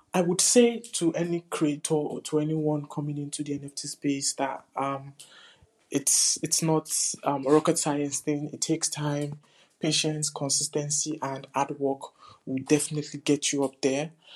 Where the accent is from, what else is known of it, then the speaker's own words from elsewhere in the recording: New York City, New York, United States; I'm an artist from the Bronx.